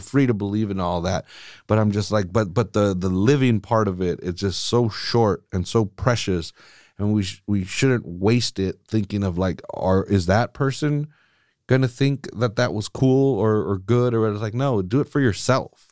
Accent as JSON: {"language": "English", "country": "United States", "tie": "born or raised there", "said": "I was born here. I'm fucking American"}